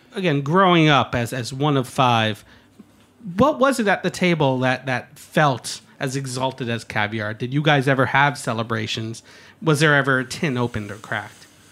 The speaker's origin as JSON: {"language": "English", "town": "Croton-on-Hudson", "region": "New York", "country": "United States", "tie": "born or raised there", "moved": "yes", "lives_now": "Brooklyn, United States", "said": "I grew up on the Hudson. I grew up in Croden on Hudson"}